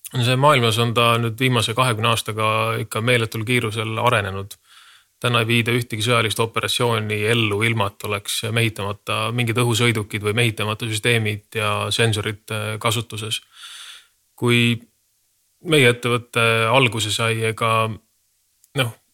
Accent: Estonia; me oleme Eestist

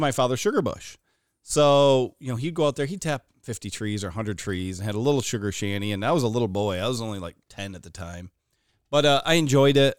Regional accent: Watertown, New York, United States; we grew up here in Watertown

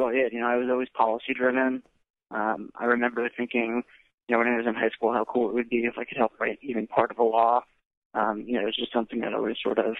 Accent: East Brunswick, New Jersey, United States; East Brunswick, New Jersey. Pretty family-oriented.

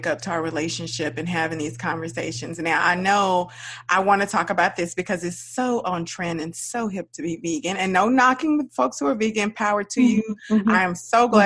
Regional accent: the South, United States; we're from the South

